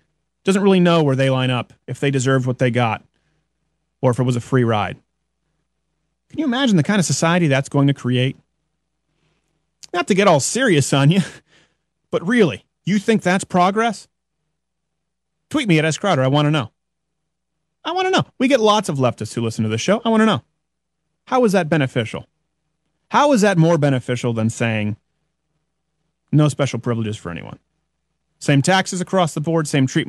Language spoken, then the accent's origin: English; Quebec, Canada; first language English; moved away; as an English-speaking Canadian living in French Canada, they thought I was retarded until the fourth grade because I had to go to French public schools